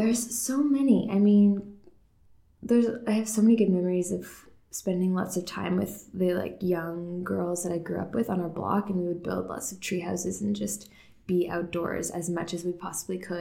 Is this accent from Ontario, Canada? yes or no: yes; Markham, Ontario, Canada; also born or lived in Toronto; I was born in Toronto, grew up in Markham mostly